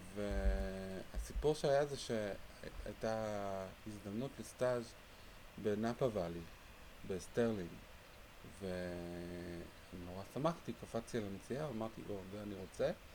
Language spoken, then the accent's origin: Hebrew; Jerusalem, Jerusalem District, Israel; גדלתי בירושלים